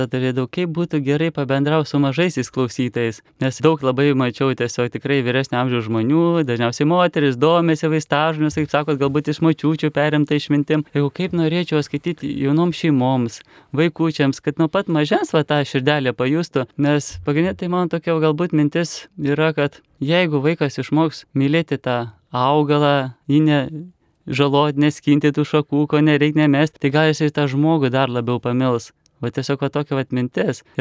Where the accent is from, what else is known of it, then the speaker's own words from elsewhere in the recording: Neveronys, Kaunas County, Lithuania; aš esu iš Neveronių kaimo, čia Kauno rajono prie Kauno Marių